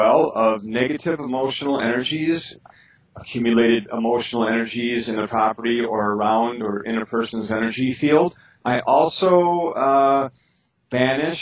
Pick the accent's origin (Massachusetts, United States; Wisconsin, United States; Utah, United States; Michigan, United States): Wisconsin, United States; Milwaukee; I grew up in Milwaukee, Wisconsin